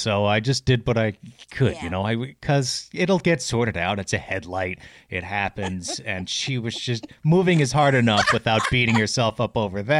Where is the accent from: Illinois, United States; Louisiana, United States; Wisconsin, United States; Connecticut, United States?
Illinois, United States; Chicago; And I said, oh, more compassionate than me, the Chicago jerk, right?